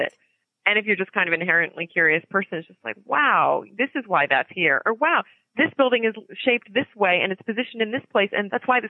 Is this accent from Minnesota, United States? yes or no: no; Media, Pennsylvania, United States; I had this wonderful kind of a very idyllic childhood growing up in Media, which is a really unique little place